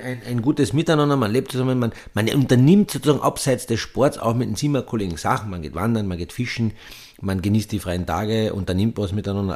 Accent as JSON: {"language": "German", "area": "Petzen area", "region": "Carinthia", "country": "Austria", "tie": "born or raised there", "said": "der Skiverein, wo ich aufgewachsen bin, der SC Petzen"}